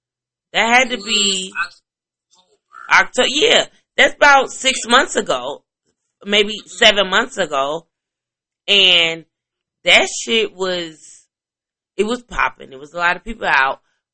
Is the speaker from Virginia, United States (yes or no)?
no; Chicago, Illinois, United States; And I'm like, I'm from Chicago. My feelings is hurt.